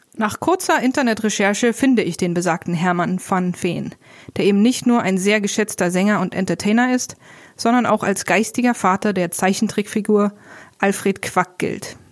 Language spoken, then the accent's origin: German; East Germany, Germany; Schließlich bin ich doch selber im Osten geboren und habe meine Kindheit dort verbracht.